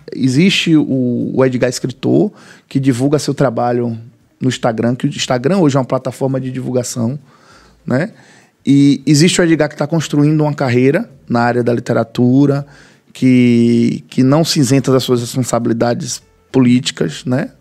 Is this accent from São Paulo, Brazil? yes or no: no; Muritiba, Bahia, Brazil; Eu vivi 30 anos no Reconcavo Baiano